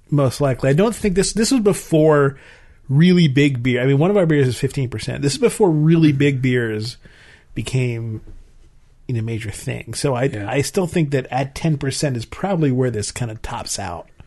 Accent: Maryland, United States; But I grew up in Maryland and we used to say water, water. So now I say water.

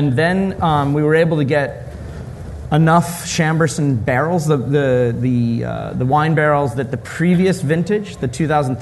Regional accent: St. Louis, Missouri, United States; also born or lived in London; I'm from St. Louis, but I was working for Young's Brewery in London and came back to St. Louis to start the brewery.

